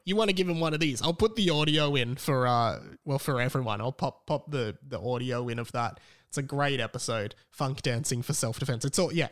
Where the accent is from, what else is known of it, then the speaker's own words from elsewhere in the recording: Australia; We're not even from Australia. Well, we are.